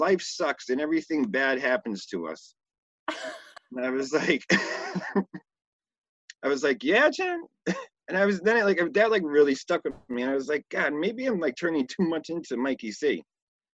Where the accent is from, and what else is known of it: Connecticut, United States; born or raised there